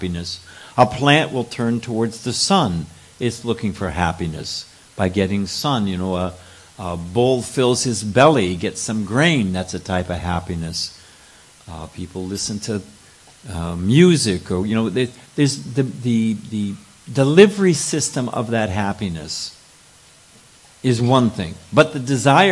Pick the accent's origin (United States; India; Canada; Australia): United States; California; I'm born and raised in California